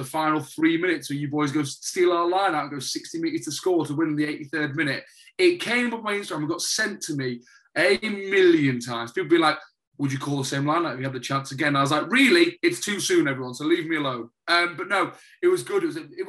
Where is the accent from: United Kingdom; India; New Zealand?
United Kingdom; England; we've just got to swallow our pride as the English